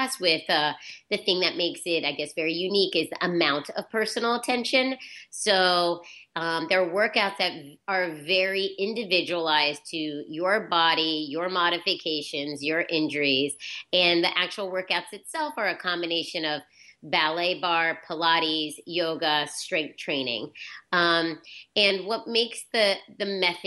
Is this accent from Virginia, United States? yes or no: yes; Virginia, United States; now in New York, United States; I'm from Virginia and I came to New York